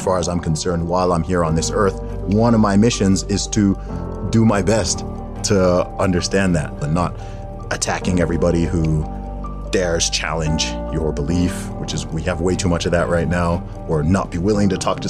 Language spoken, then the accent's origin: English; Saudi Arabia; also born or lived in England, United Kingdom; I was born in the UK, in England specifically, to Nigerian parents. And I grew up in Saudi Arabia. I lived there for about 19 or 20 years in total.